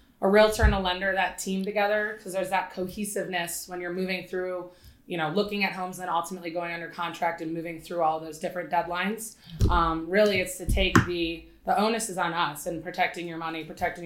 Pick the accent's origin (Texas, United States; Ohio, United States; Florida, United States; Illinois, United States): Ohio, United States; Cleveland; moved away as an adult; I am originally from Cleveland, Ohio.